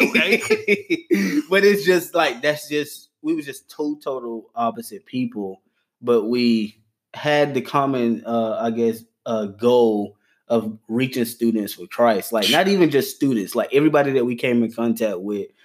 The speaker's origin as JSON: {"language": "English", "town": "Gaffney", "region": "South Carolina", "country": "United States", "tie": "born or raised there", "said": "I'm um, born and raised in Gaffney, South Carolina"}